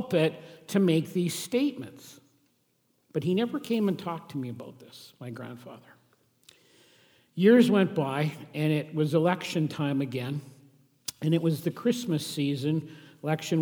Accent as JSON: {"language": "English", "region": "Saskatchewan", "country": "Canada", "tie": "born or raised there", "said": "I grew up in Saskatchewan"}